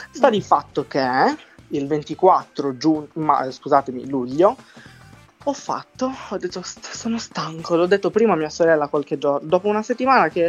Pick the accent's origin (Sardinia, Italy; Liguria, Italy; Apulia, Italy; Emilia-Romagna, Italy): Sardinia, Italy; accent: Sardinian; il mio accento, se, se parlo con i sardi, dicono che non sono sardo, ok? Perché Guarda, l'accento sardo è ancora più marcato, molto di più del mio